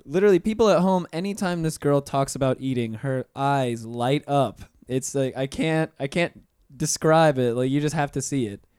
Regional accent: Pensacola, Florida, United States; moved away as an adult; now in Orlando, United States; I've been here for nine years now 'cause I'm originally from Pensacola

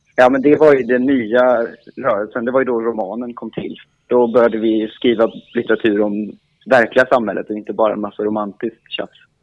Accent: Emmaboda, Kalmar County, Sweden; jag är också från Emmaboda

